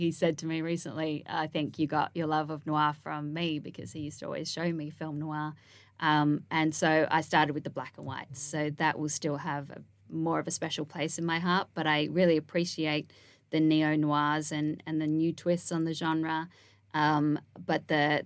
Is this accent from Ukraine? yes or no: no; Canberra, Australian Capital Territory, Australia; moved away as an adult; now in United States; I always felt growing up in Canberra, which is the capital of Australia